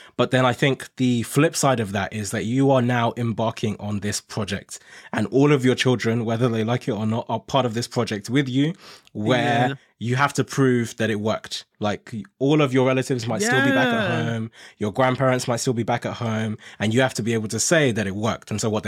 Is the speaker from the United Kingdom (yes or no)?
no; Nigeria; moved away; I'm originally from Nigeria and I came here with my family from Nigeria.